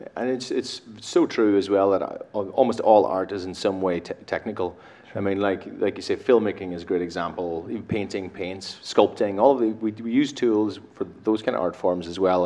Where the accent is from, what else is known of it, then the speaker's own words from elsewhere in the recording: Ireland; I'm from Ireland myself.